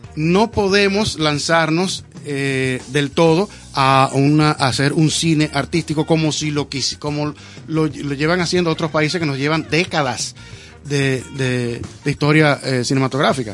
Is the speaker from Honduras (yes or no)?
no; Dominican Republic; yo soy dominicano de aquí